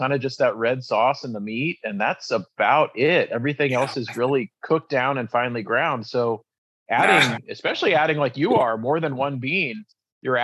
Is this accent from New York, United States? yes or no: no; Ohio, United States; I grew up in Ohio